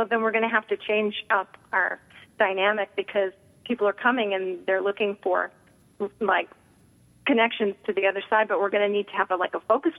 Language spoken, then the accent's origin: English; Westchester County, New York, United States; I, too, am a Westchester County girl.